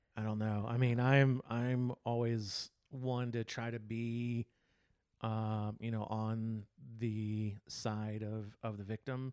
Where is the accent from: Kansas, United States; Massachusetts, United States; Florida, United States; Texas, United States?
Texas, United States; moved away; also born or lived in California; I'm from Texas and I love Texas